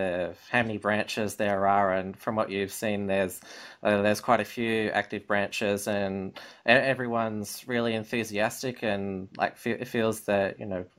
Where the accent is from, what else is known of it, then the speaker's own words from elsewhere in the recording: Victoria, Australia; In my home state of Victoria